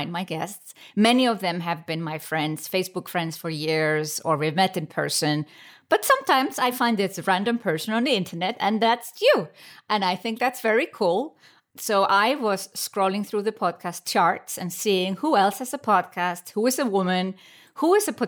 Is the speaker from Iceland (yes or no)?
yes; Iceland; now in Switzerland; I come from Iceland